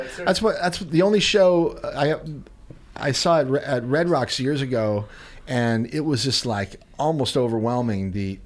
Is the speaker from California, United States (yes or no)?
no; Chicago, Illinois, United States; moved away; I'm from Chicago.